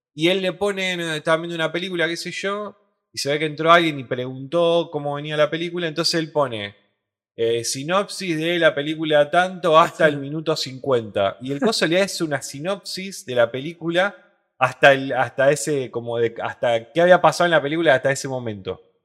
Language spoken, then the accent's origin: Spanish; Rosario, Santa Fe, Argentina; Somos ciudadanos de Rosario